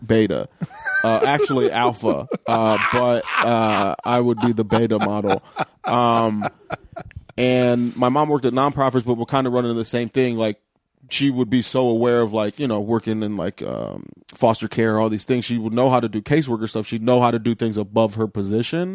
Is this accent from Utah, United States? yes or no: no; Lorain, Ohio, United States; also born or lived in Chicago / Cleveland; I grew up in Lorain, Ohio, which is, like, a half hour west of Cleveland.